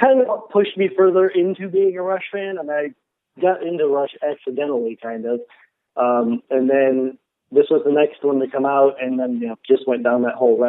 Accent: Buffalo, New York, United States; I'm from Buffalo. That's where I grew up.

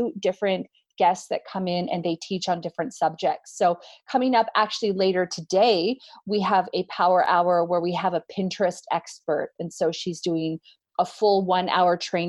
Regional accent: Canada; moved away; I'm Canadian

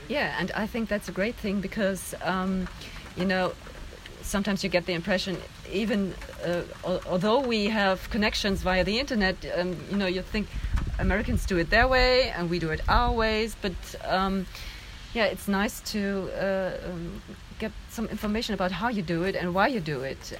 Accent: Germany; I'm from Germany

